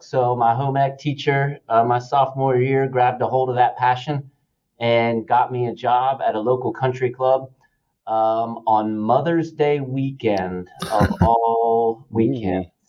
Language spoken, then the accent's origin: English; Dalton, Georgia, United States; being the youngest of 3 boys, and I'm from Dalton, Georgia